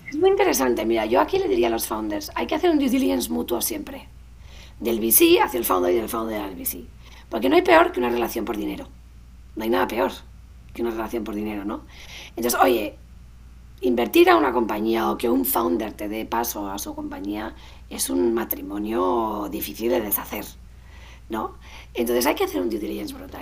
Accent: Spain; los españoles nos hace falta

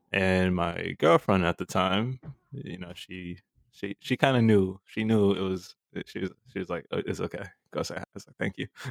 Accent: New York, United States; growing up in New York

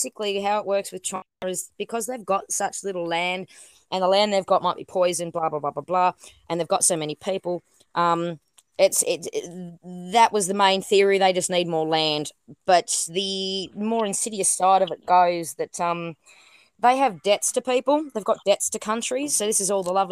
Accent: Australia

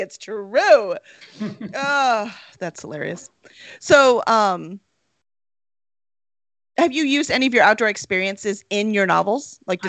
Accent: Charleston, South Carolina, United States; also born or lived in Chicago; now in Houston, United States; I was born in Charleston, South Carolina

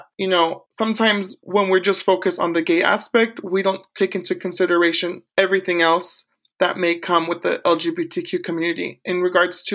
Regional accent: Corning, California, United States; also born or lived in Porterville, California; now in Orange County, United States; I was born in Central California in a small town called Porterville. However, I grew up north, call it the Deep North, it's past Sacramento, and another small town called Corning, California, where I finished high school

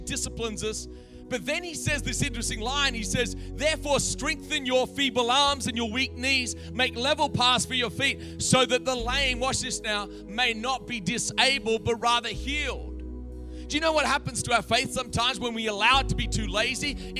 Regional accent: Australia; also born or lived in America; now in United States; I'm from Australia, live in America

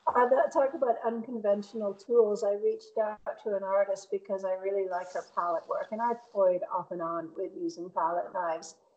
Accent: Bristol, Connecticut, United States; also born or lived in Boston area; now in Boston, United States; I grew up outside of Hartford

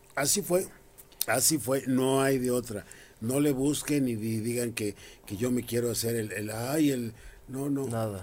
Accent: Mexico City, Mexico; Yo soy de Carranza, Jardín Malbuena

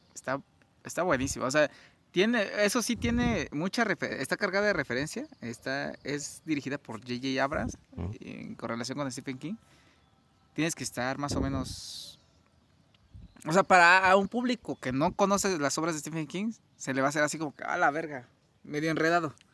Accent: Mexico; somos mexicanos

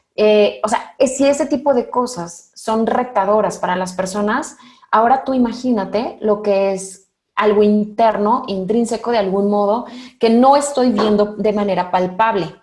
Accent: Mexico; hablo al menos por el mexicano

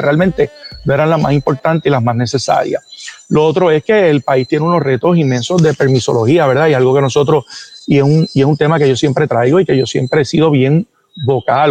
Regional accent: Puerto Rico; yo soy puertorriqueño y mis hijos son puertorriqueños, pero mis raíces son cubanas

